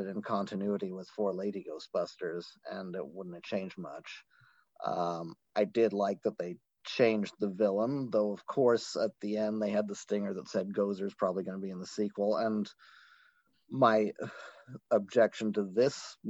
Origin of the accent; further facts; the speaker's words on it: Ireland; now in United States; I grew up in Ireland